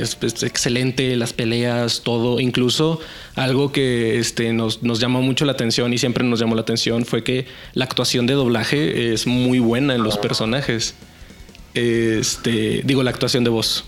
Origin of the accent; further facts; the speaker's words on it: Saltillo, Coahuila, Mexico; Yo soy de Saltillo, Coahuila